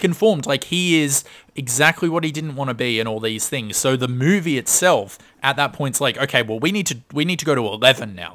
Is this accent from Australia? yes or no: yes; Australia; we're Australian. We don't really have a large Jewish com-, community, so I've only met a couple in my life.